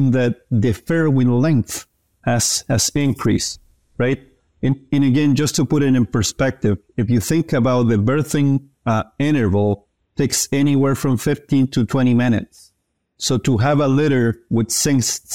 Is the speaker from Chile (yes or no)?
yes; Chile; moved away as an adult; also born or lived in Kansas, United States; I am originally from Chile, where I received undergrad training in ag science